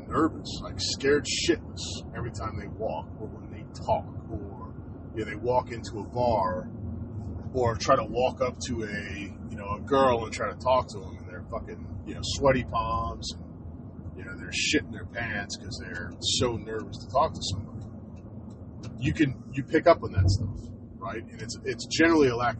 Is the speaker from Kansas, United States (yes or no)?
no; New Jersey, United States; growing up in Jersey